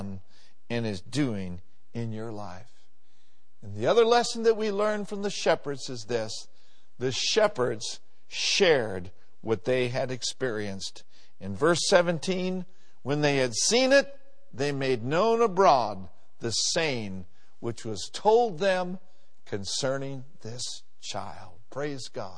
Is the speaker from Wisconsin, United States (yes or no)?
no; Minneapolis, Minnesota, United States; 4920 Bryant Avenue South, where I grew up in Minneapolis